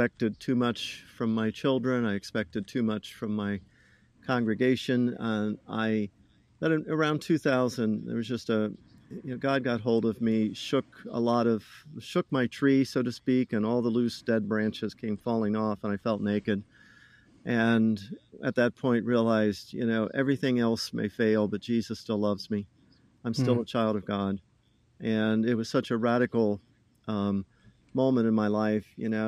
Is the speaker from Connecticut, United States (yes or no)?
no; Ohio, United States; But anyway … I'm originally from Ohio.